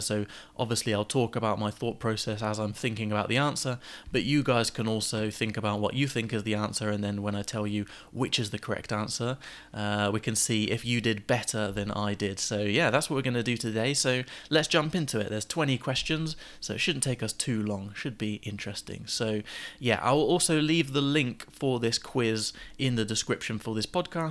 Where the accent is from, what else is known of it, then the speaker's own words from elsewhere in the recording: England, United Kingdom; being English